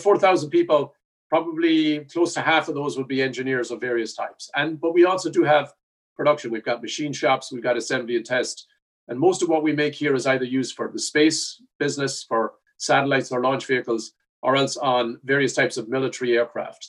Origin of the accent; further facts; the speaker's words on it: Ireland; now in Buffalo, United States; I'm Irish